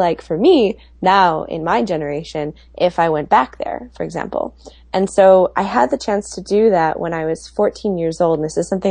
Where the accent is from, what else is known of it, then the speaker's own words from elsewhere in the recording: Milwaukee, Wisconsin, United States; moved away; I am originally from Milwaukee